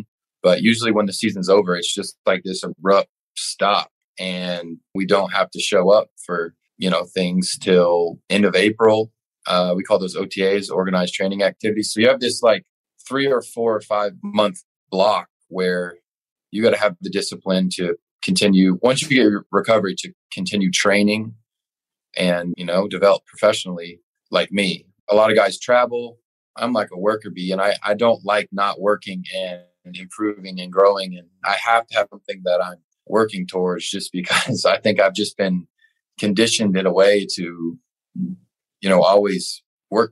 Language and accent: English; Flower Mound, Texas, United States; also born or lived in Dallas, Texas / Argyle, Texas; we moved to a suburb of Dallas called Flower Mound. And eventually, like in middle school, I moved down the road in Argyle